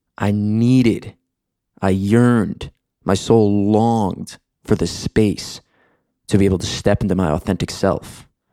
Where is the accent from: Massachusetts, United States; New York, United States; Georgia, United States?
New York, United States; moved away as an adult; also born or lived in Michigan; now in Los Angeles, United States; I grew up in New York on the East Coast.